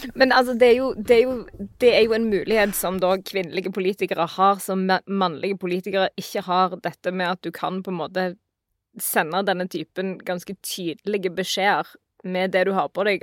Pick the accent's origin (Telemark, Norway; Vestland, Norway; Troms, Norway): Vestland, Norway; jeg kommer fra Vestland